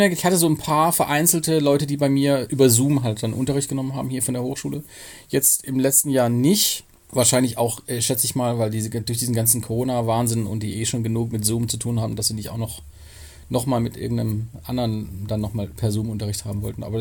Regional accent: Pforzheim, Baden-Württemberg, Germany; now in Cologne, Germany

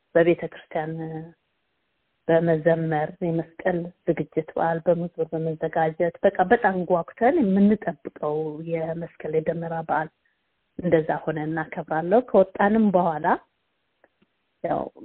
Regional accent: Addis Ababa, Ethiopia; moved away as an adult; also born or lived in Sodo Gurage; now in Brisbane, Australia; እኔ የተወለድኩትም ያደግኩትም አዲስ አበባ ነው።

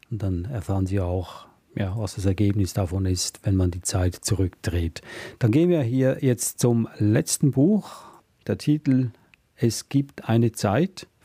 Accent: Switzerland; weil ich darf das sagen als Schweizer

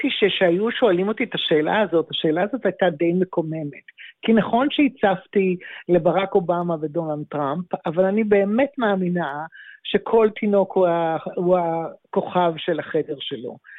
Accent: Tel Aviv, Tel Aviv District, Israel; moved away as an adult; also born or lived in Los Angeles, United States; אני ילידת תל אביב, גרתי, גרתי בתל אביב עד גיל 25

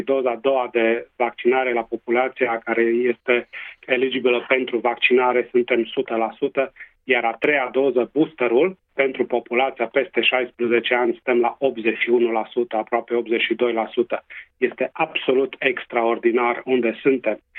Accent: Transylvania, Romania; accent: Transylvanian; first language Romanian; now in Western Australia, Australia; să mă adresez conaționalilor în limba maternă, cu accent ardelenesc

